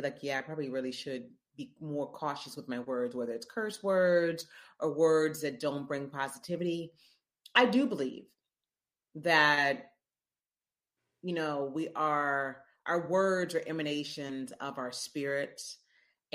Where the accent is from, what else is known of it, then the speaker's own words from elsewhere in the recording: Memphis, Tennessee, United States; moved away as an adult; also born or lived in Missouri / Chicago / New York; now in New Orleans, United States; I'm from Memphis, born and raised in Memphis, Tennessee.